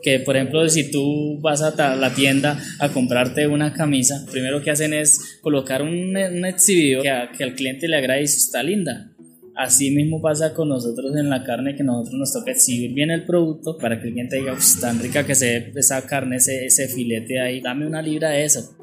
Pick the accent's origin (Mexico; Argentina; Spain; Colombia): Colombia; Santana, Boyacá; moved away as an adult; Soy de Santana, Boyacá, eh, es de un pueblo muy cálido